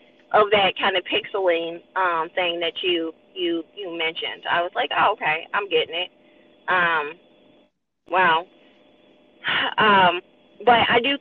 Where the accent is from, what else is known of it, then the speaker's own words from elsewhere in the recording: Chicago, Illinois, United States; moved away; we're coming from Chicago